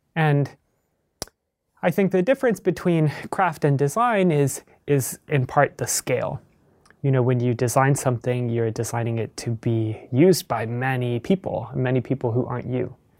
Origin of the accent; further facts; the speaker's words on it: Midwest, United States; I grew up in the Midwest.